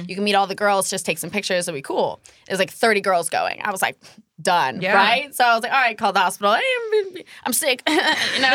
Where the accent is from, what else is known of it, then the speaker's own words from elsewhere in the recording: San Francisco Bay Area, California, United States; moved away as an adult; also born or lived in Arizona; I grew up in San Francisco Bay Area